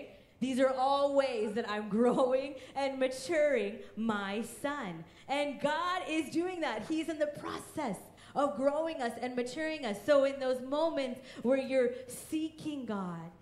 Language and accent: English; Kansas, United States; also born or lived in India; I grew up in Kansas in a loving Christian home.